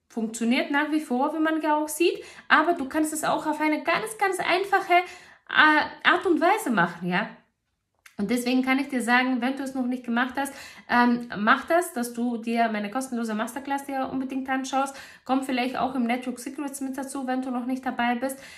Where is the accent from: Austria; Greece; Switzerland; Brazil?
Greece; in Griechenland sagt man, also ich komme ja aus Griechenland und in Griechenland sagt man